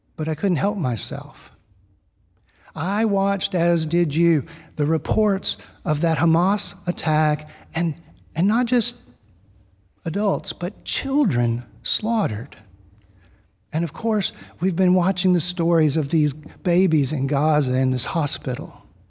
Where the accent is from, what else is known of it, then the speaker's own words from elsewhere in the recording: Gulf Coast of Texas, United States; I grew up on the Gulf Coast of Texas